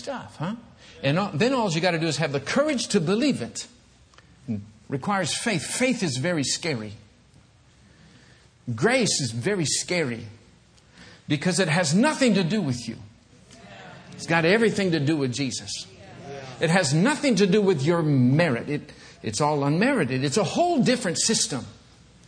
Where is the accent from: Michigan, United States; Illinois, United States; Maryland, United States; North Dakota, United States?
Michigan, United States; I'm from Michigan